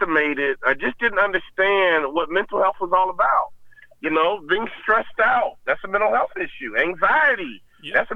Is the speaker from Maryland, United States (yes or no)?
no; Chicago, Illinois, United States; moved away; also born or lived in Minnesota; I grew up in Chicago on the South Side and had a great childhood